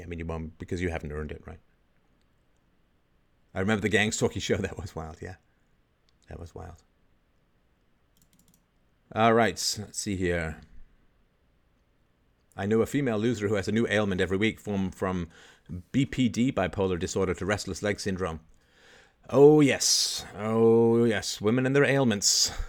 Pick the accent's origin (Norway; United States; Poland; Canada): Canada; also born or lived in England; I grew up in Canada in particular, but to some degree in England, I grew up in a very low IQ environment